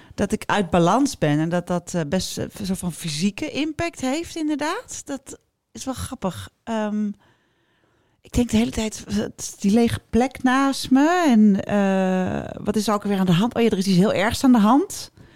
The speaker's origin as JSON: {"language": "Dutch", "town": "Amstelveen", "region": "North Holland", "country": "Netherlands", "tie": "born or raised there", "said": "ik kwam uit Amstelveen. Daar was alles en iedereen heel netjes"}